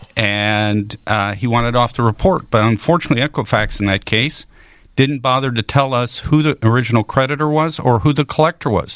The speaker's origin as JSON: {"language": "English", "town": "Chicago", "region": "Illinois", "country": "United States", "tie": "born or raised there", "also_born_or_lived": "St. Louis area / Springfield, Illinois", "moved": "yes", "lives_now": "St. Louis, United States", "said": "I grew up in the Chicago area."}